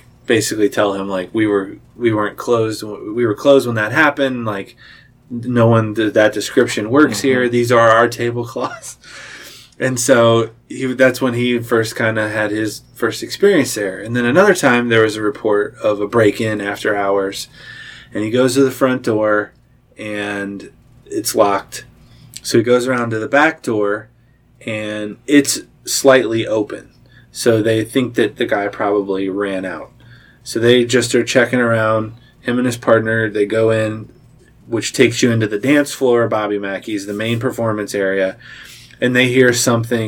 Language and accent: English; Cincinnati, Ohio, United States; I'm from the Cincinnati side, and I hadn't been on the Northern Kentucky side for very long